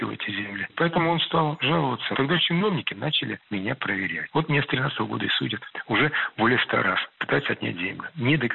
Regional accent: Smolensk Oblast, Russia; now in Moscow, Russia; А я москвич, хотя родина там моя

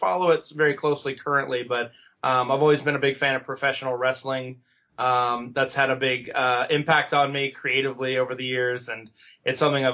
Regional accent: Valdosta, Georgia, United States; now in Los Angeles, United States; I am from a small town called Valdosta, near the Florida border.

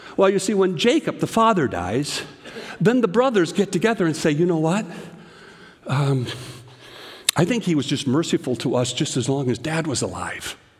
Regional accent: Canada; now in United States; I remember as a little boy growing up in Canada

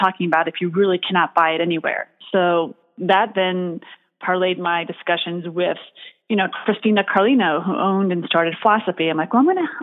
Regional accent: New York City, New York, United States; I grew up in the Bronx

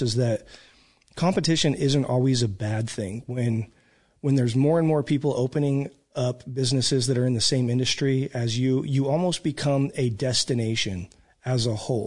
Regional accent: Reno, Nevada, United States; now in Oklahoma, United States; I come from Northern Nevada, Reno, um, huge casino town

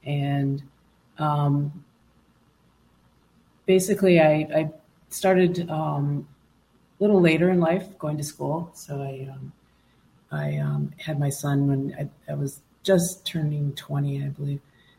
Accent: Rosebud, South Dakota, United States; So I'm Zoe's auntie, and I'm from Rosebud. And our family is, we're Lakota, Dakota, and Ojibwe as well. So from Yankton and from White Earth. So on both sides of the family.

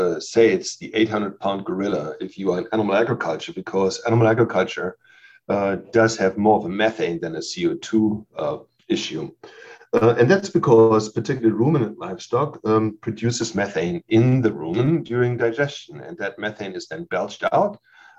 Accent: Germany; moved away as an adult; also born or lived in Leipzig, Germany / Lubbock, Texas, United States; now in Davis, United States; I'm a native from Germany who grew up there. And when I was 27, I moved from Germany to Lubbock, Texas

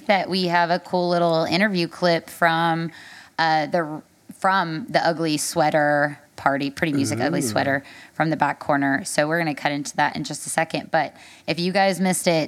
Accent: Nashville, Tennessee, United States; I'm a native of Nashville

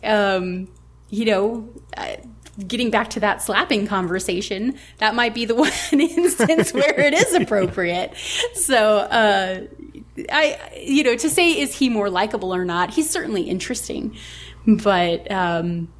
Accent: United States; As an American myself

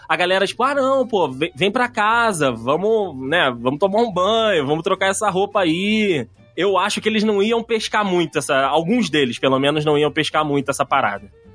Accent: Rio, Rio de Janeiro, Brazil; eu sou do Rio.

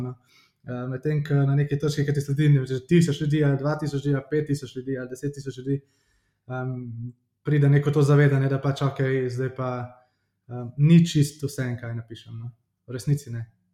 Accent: Ljubljana, Slovenia; sem iz Ljubljana, prihajam

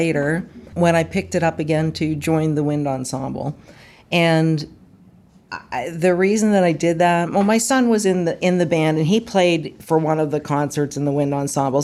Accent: Moon Township, Pennsylvania, United States; moved away as an adult; now in Hopewell, United States; I'm originally from Moon Township, is where I grew up, and I live in Hopewell now.

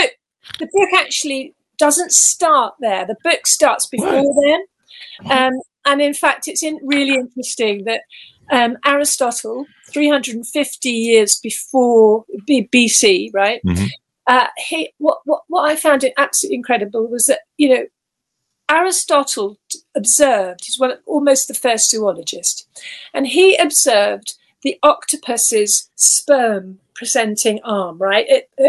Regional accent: Gibraltar; born there; I was born in Gibraltar. We had a Spanish nanny. My dad was in the army

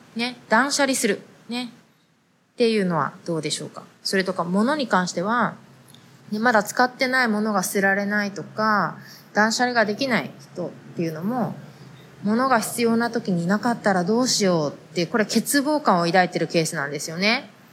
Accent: Japan; moved away; 日本で生まれ育った私たちは

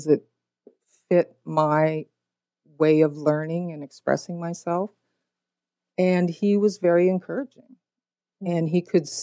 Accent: Minnesota, United States; also born or lived in Montana; I grew up in Minnesota and in Montana

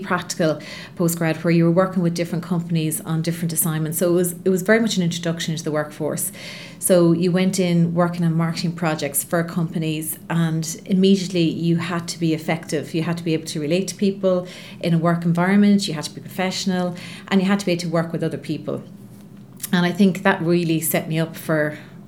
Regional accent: Longford, Leinster, Ireland; now in Dublin, Ireland; So I was born in Longford, so I'm from the Midlands, and I am one of eight children

